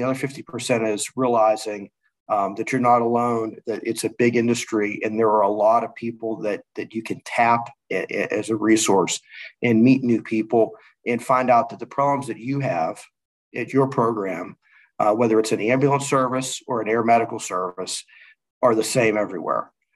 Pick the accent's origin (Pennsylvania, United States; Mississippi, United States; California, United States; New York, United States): Pennsylvania, United States; Pittsburgh; moved away as an adult; now in Dallas, United States; I'm from Pittsburgh